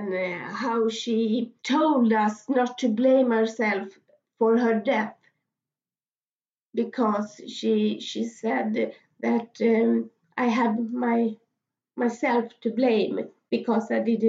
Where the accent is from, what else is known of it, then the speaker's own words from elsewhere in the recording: Sweden; I'm from Sweden.